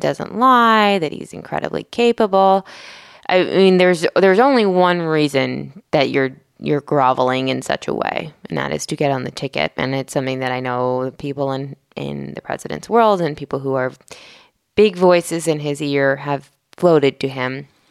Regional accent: outside of Philadelphia, Pennsylvania, United States; I grew up outside of Philadelphia in the suburban counties there

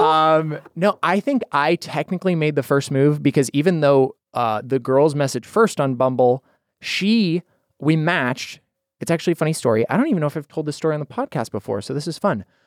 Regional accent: Idaho, United States; moved away; I'm from Idaho originally

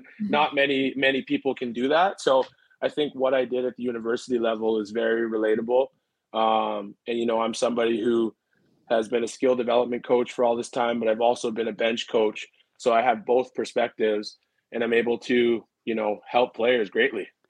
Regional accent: Richmond Hill, Ontario, Canada; also born or lived in Toronto; started playing house league in Richmond Hill

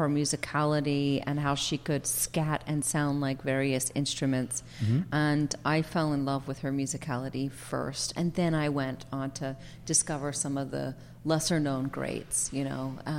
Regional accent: Philadelphia, Pennsylvania, United States; accent: Philadelphia; oh, say, can you sing? With my Philadelphia accent. But I sang it.

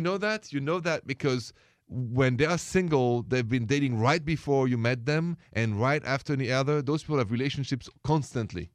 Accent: France; moved away; I come from France

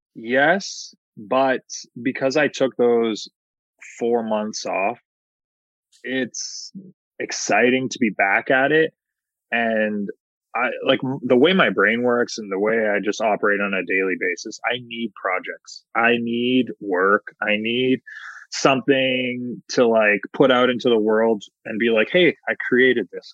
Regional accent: Hamilton, Ontario, Canada; my hometown of Hamilton, Ontario

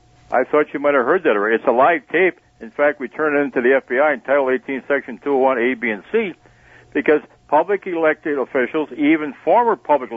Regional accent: Sheboygan, Wisconsin, United States; You have to understand, I grew up in Sheboygan. The only big thing in Sheboygan was baseball every day with the kids in the playground and going to a movie.

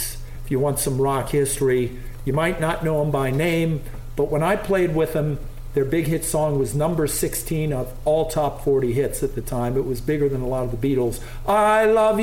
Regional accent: New Orleans, Louisiana, United States; now in San Francisco, United States; I moved to San Francisco in 86. I'm originally from New Orleans

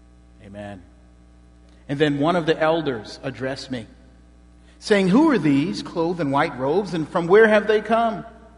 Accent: Charlotte, North Carolina, United States; I'm from Charlotte, North Carolina

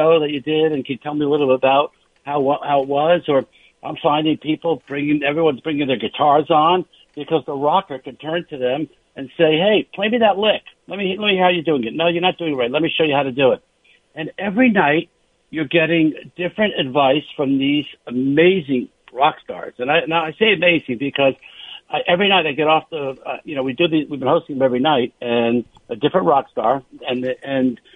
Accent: New York, United States; moved away as an adult; now in Los Angeles, United States; as a New Yorker

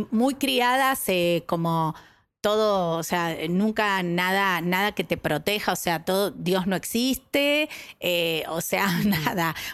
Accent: Buenos Aires, Argentina; Yo nací eh, en Porredón y Paraguay. Eh, porteña, porteña. Em, después, con el tiempo, mamá decidió irse para el lado de Floresta

